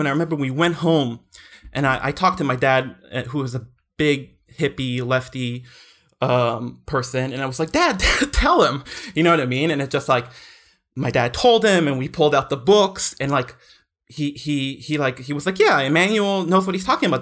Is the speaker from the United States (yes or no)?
no; Israel; when I was growing up in Israel